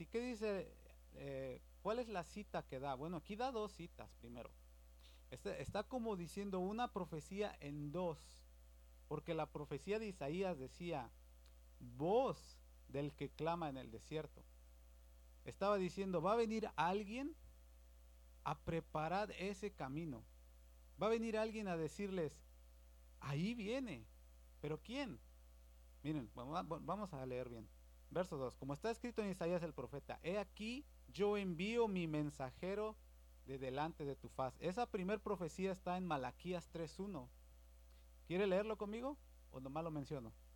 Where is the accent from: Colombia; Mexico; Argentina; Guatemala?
Mexico; Yo soy de México